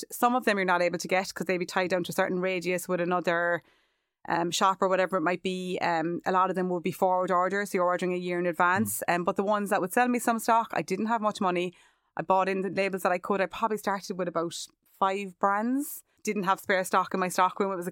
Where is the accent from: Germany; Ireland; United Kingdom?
Ireland; Cork, Munster; moved away as an adult; now in Charleville, Ireland; And then I had moved to Charleville. Obviously, I'm from Cork City. Huge change for me.